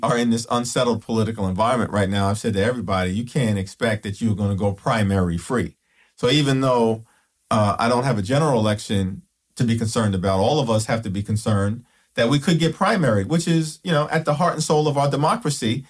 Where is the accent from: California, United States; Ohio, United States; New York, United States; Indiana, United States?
New York, United States; New York City; Growing up in Brooklyn